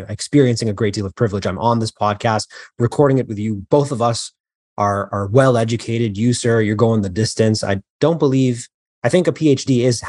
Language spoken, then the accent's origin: English; Canada; moved away as an adult; also born or lived in Queens, United States; now in New York, United States; I recently transitioned from Toronto, Canada to New York, but I was actually born in New York. I was born in Queens. Mm-hmm. And then my family moved to Canada when I was, I think, 6 or 7. I spent most of my life there.